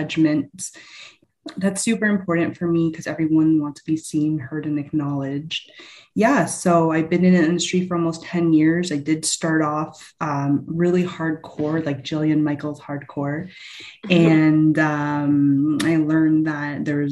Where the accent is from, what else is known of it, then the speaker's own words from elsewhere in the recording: London, Ontario, Canada; I grew up in London, Ontario, background Filipino